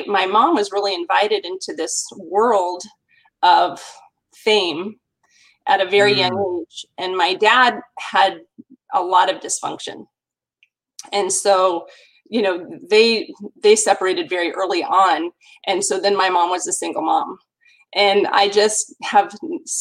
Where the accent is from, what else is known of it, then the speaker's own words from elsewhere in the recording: Los Angeles, California, United States; also born or lived in Burbank, California / San Diego, California / Arcadia, California; I was born in Burbank and grew up the first 7 years of my life in Sherman Oaks, California. So I'm a California girl. I've never really lived more than an hour away from one location